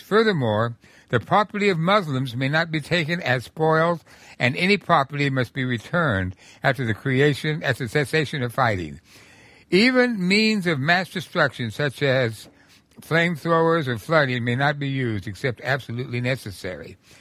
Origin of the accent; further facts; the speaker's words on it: New Mexico, United States; when I was growing up in New Mexico in the nineteen thirties